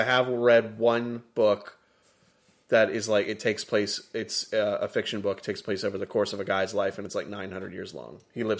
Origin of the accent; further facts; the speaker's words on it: United States; being an American